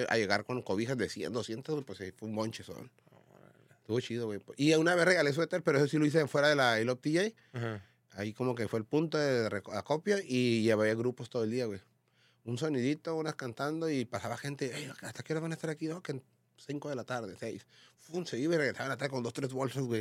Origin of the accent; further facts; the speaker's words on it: Tijuana, Baja California, Mexico; yo no soy chilango, yo soy de Tijuana